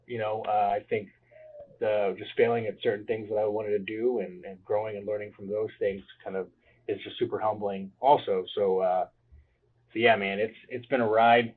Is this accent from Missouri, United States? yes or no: yes; Cape Girardeau, Missouri, United States; I am from Cape Girardeau, Missouri, um, and I am a realtor here in town